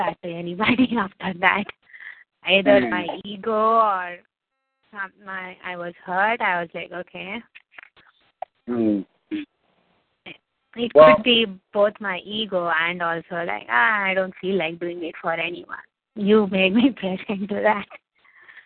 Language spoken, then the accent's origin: English; India; I'm from India